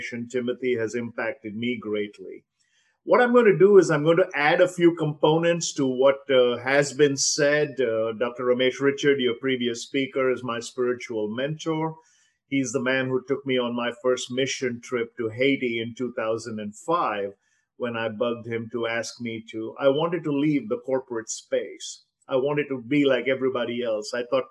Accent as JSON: {"language": "English", "town": "Visakhapatnam", "region": "Andhra Pradesh", "country": "India", "tie": "born or raised there", "said": "I am from India, as you probably guessed. Vizag is my hometown."}